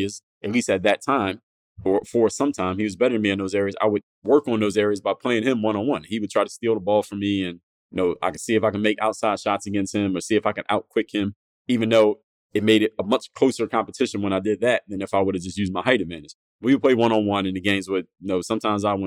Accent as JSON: {"language": "English", "town": "Philadelphia", "region": "Pennsylvania", "country": "United States", "tie": "born or raised there", "said": "growing up in Philadelphia, my teen years"}